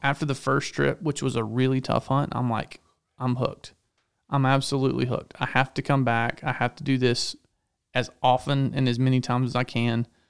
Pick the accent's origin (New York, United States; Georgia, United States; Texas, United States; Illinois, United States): Georgia, United States; growing up in Georgia where everything's trees and hills